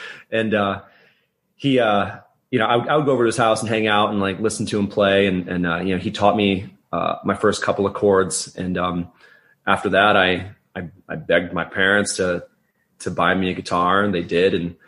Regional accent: Saratoga, United States; But, I saw that show, in my hometown of Saratoga at the time.

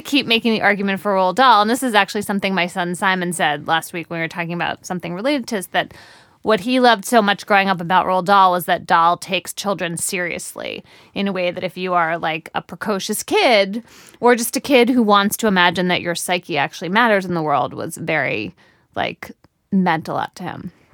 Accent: United States; as an American

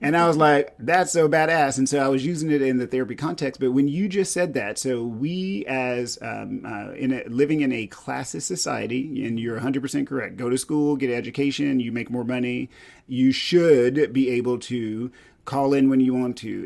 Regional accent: East Texas, United States; I grew up in East Texas

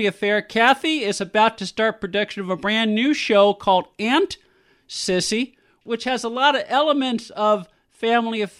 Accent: San Francisco, California, United States; I grew up in San Francisco.

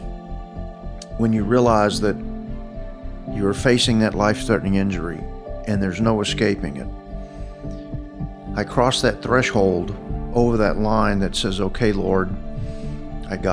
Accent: Fort Worth, Texas, United States; as a kid growing up in Fort Worth

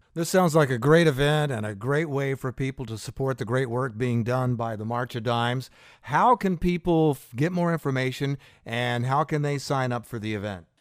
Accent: Fort Pierce, Florida, United States; when I was a teenager growing up in Fort Pierce

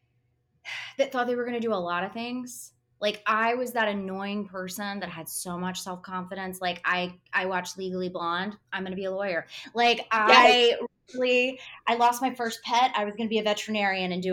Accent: Tupelo, Mississippi, United States; moved away as an adult; now in Los Angeles, United States; grew up in Tupelo, Mississippi, and I went to Ole Miss

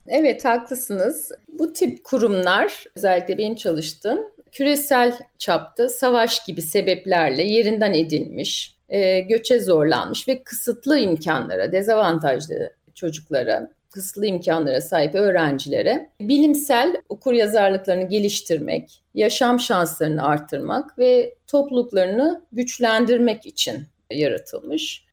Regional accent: Ankara, Turkey; moved away as an adult; also born or lived in United States; now in London, United Kingdom; Ben e, aslen Ankara doğumluyum.

